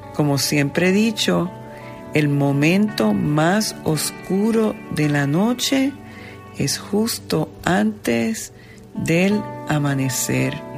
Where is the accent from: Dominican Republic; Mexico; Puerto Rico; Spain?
Puerto Rico; como diríamos en el argot puertorriqueño, yo como puertorriqueño